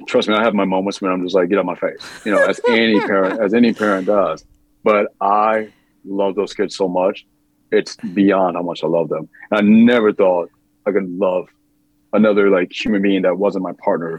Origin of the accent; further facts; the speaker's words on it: Midwest, United States; also born or lived in New York / Los Angeles; now in Tennessee, United States; I'm not from the South. I can't do the South. Like that's not me. I'm from the Midwest. I've lived in New York, LA. I was like, you can't put me in a small town. Yeah. That's just not me. I mean, I grew up in a small town.